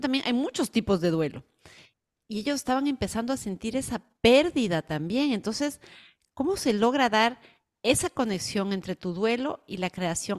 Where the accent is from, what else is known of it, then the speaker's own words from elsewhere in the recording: Ecuador; now in United States; yo soy del Ecuador y tengo toda mi familia allá